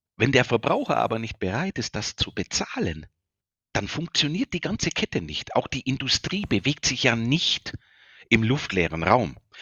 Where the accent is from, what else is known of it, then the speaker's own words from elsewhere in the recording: Bavaria, Germany; accent: Bavarian; an meinem Dialekt, ich bin ein Bayer